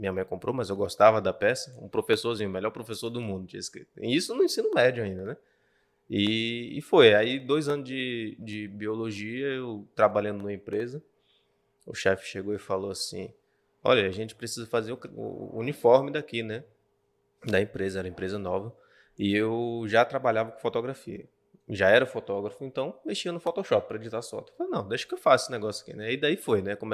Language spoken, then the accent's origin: Portuguese; Bahia, Brazil; now in Acre, Brazil; Eu vim da Bahia para o Acre, muito embora Sim, é família. Sou baiano. Ah, não parece, mas sou.